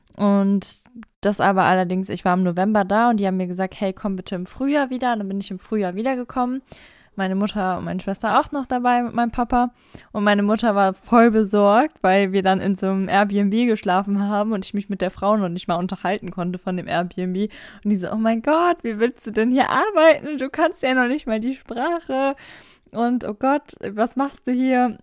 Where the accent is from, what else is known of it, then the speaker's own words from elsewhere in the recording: Germany; ich bin aus Deutschland